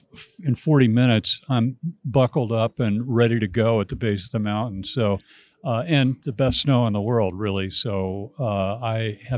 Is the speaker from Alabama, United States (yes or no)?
no; Astoria, Oregon, United States; So, yeah, I was born and raised in Oregon. I actually was born in Astoria, Oregon, which is at the mouth of the Columbia River, and lived there all of my life.